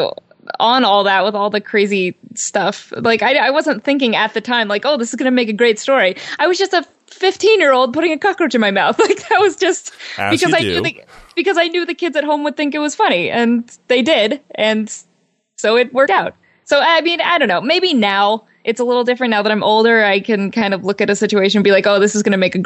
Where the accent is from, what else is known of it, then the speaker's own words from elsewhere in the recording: Portland, Oregon, United States; moved away; I decided to move away back to my hometown of Portland, Oregon